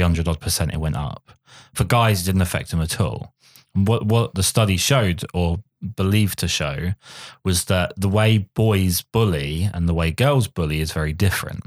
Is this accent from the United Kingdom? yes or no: yes; England, United Kingdom; I'm English